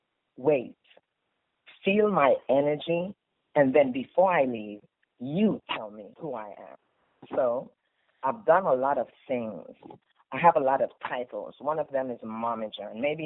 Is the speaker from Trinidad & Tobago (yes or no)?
yes; Trinidad & Tobago; accent: Trini; moved away as an adult; also born or lived in Virginia, United States / Las Vegas, United States; now in United States; I was born and raised in Trinidad and Tobago, so I've just given you a little bit of my Trini accent. However, I've been living here in the United States for